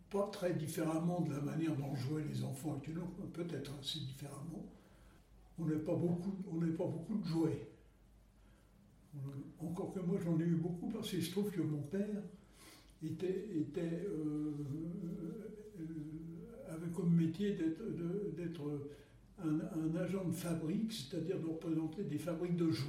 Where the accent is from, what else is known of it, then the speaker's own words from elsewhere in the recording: Paris, Île-de-France, France; je suis né tout près de la Bastille boulevard Beaumarchais pour être précis. Et j'ai vécu toute mon enfance dans le quartier du Marais.